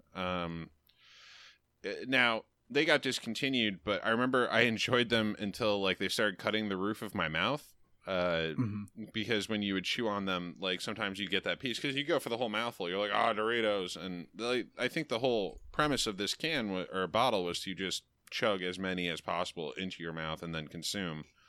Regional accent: the Adirondacks, New York, United States; near my home, as I am from the Adirondacks

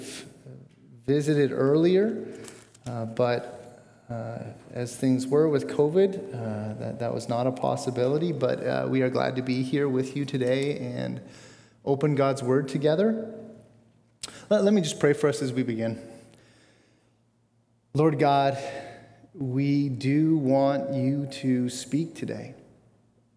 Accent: Bradford, Ontario, Canada; moved away as an adult; I grew up near Bradford, Ontario

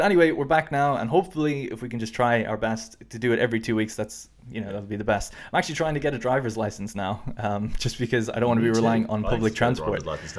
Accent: Ireland; now in United Kingdom; Because, you know, I grew up and lived in Ireland, and the road signs are actually different over here, and I think I've been in a car over here like 5 times ever.

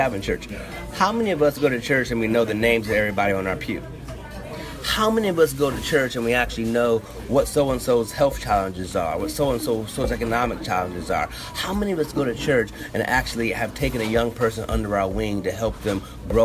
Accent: Toledo, Ohio, United States; my hometown, Toledo, Ohio

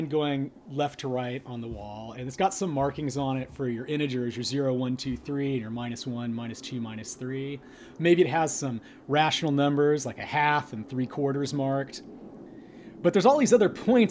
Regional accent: Northern California, United States; moved away as an adult; also born or lived in Los Angeles; now in San Diego, United States; I grew up in Northern California

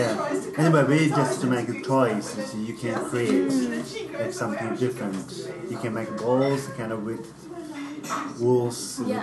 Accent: Tibet, China; English is a second language; also born or lived in Dharamsala, India; now in Oxford, United Kingdom; So, I was born in Tibet, so I'm just a semi-nomad.

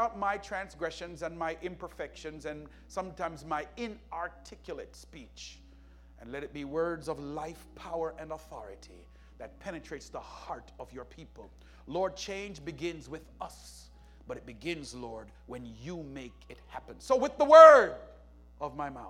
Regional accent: Jamaica; where I was growing up in Jamaica

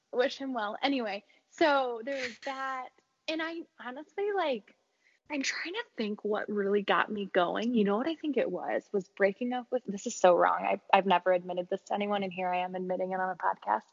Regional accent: Chicago, Illinois, United States; moved away; until I moved away from Chicago

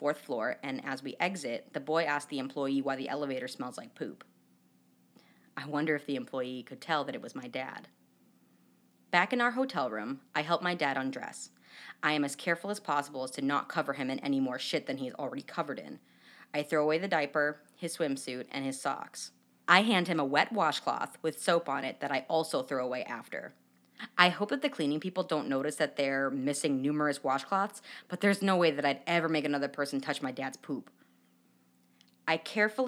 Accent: New Hampshire, United States; now in Chicago, United States; I'm from New Hampshire

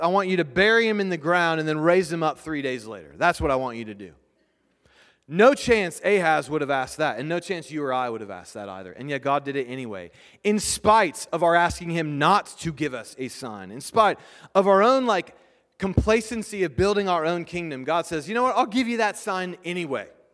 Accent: United States; We're not British. We're English, or we're American

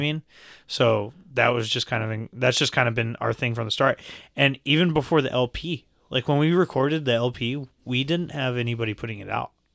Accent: Lubbock, Texas, United States; we're from Lubbock

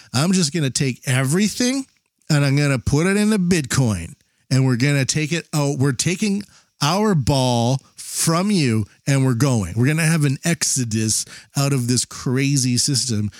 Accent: Canada; now in Japan; I'm Canadian living in Japan

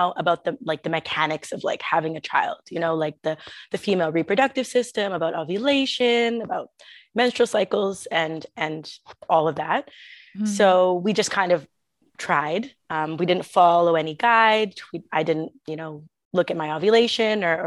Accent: Toronto, Ontario, Canada; moved away as an adult; now in Prague, Czech Republic; Originally, I'm from Canada, Toronto. I moved here about 8 years ago

